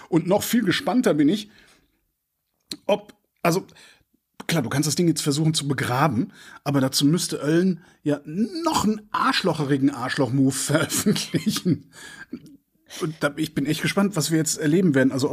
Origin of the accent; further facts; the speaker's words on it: Cologne, North Rhine-Westphalia, Germany; Köln, meine Heimatstadt, 2,2 Grad plus.